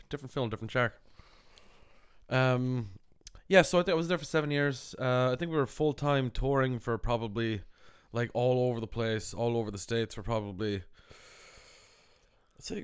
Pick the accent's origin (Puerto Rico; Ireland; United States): Ireland; I was like, "Yeah, I'm from Ireland," and we like just became close friends.